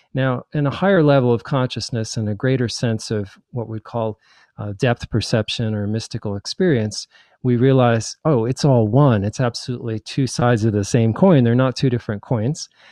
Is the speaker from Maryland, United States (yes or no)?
no; New Jersey, United States; also born or lived in New York / Nebraska / Hawaii / New Mexico; now in Asheville, United States; I was born in New York and raised in New Jersey